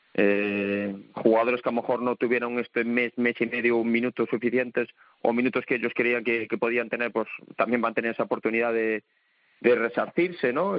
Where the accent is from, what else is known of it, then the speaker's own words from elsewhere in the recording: Galicia, Spain; moved away; yo soy gallego ahí de, pura cepa.